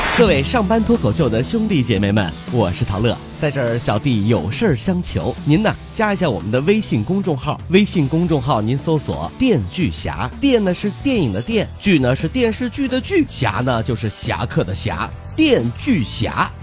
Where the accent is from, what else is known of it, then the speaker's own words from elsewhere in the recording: Ningbo, Zhejiang, China; 我是宁波人啊